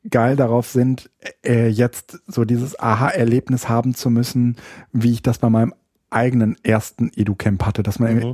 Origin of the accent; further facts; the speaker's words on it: Berlin, Germany; Ich Ach, bin ja, Berliner.